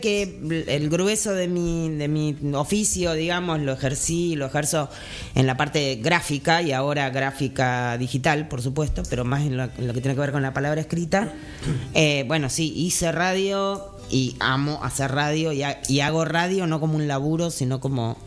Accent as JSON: {"language": "Spanish", "region": "Buenos Aires", "country": "Argentina", "tie": "born or raised there", "moved": "as an adult", "lives_now": "Jujuy, Argentina", "said": "yo nací en Buenos Aires, pero hace 20 años que vivo en Jujuy"}